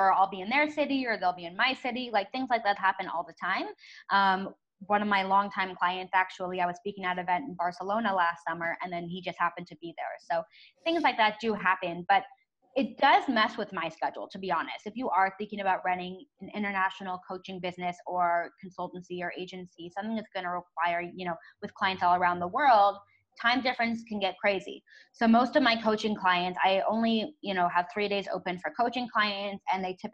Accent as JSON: {"language": "English", "area": "San Francisco Bay Area", "region": "California", "country": "United States", "tie": "born or raised there", "moved": "as an adult", "lives_now": "Tel Aviv, Israel", "said": "I was born and raised in the San Francisco Bay Area, and then I moved to Tel Aviv when I graduated from college."}